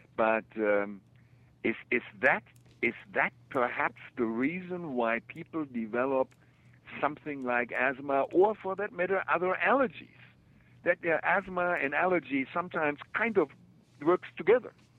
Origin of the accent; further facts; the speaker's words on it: Germany; moved away; also born or lived in Kansas City; I grew up in Germany.